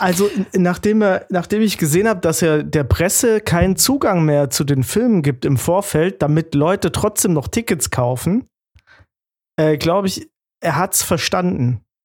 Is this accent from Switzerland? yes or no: no; Giessen, Hesse, Germany; ich bin aus Gießen